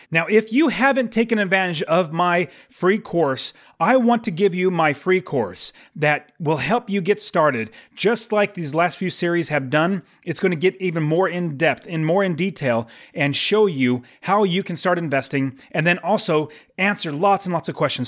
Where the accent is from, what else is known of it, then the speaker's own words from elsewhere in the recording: United States; I'm an American